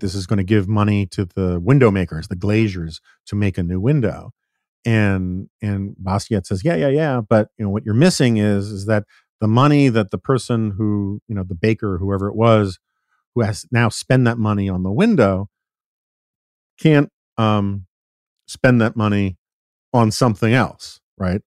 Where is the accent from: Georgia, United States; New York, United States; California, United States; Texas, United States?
New York, United States; I grew up in New York in the nineteen seventies and eighties